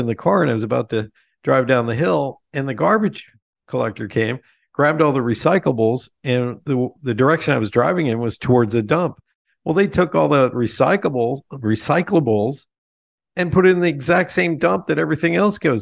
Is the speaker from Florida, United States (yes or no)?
no; Lebanon, Pennsylvania, United States; We're living in my hometown of Lebanon, Pennsylvania